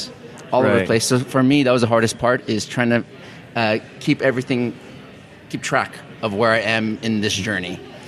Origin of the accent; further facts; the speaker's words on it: Maui, Hawaii, United States; I was born and raised in Maui, same as this character.